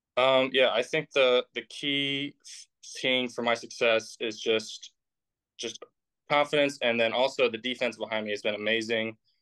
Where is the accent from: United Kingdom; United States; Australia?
United States; Indiana; I'm from Indiana.